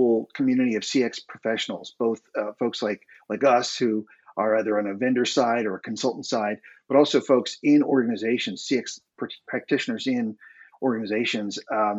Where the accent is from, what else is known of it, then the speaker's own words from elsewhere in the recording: United States; moved away as an adult; now in Dublin, Ireland; I am an American living in Dublin, Ireland